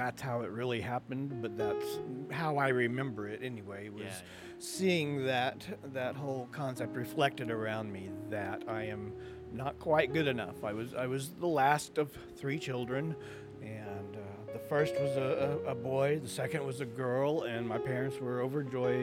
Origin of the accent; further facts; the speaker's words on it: Midwestern United States, United States; I grew up in the Midwestern part of the United States